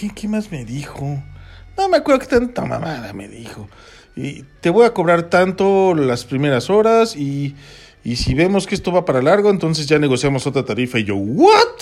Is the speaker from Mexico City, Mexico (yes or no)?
no; Toluca, State of Mexico, Mexico; Los que somos de aquí de Toluca